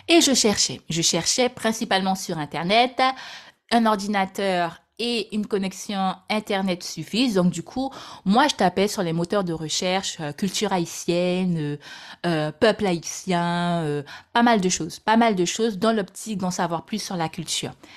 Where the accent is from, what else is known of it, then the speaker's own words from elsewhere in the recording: French Guiana; Je suis née en Guyane, département très cher à mon cœur.